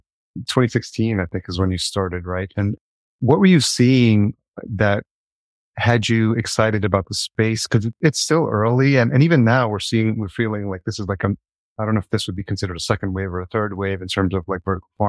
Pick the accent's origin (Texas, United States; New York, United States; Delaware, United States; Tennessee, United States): New York, United States; I grew up in New York and I lived in New York City.